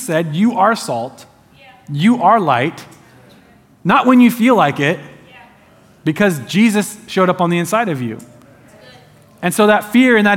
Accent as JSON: {"language": "English", "town": "Eugene", "region": "Oregon", "country": "United States"}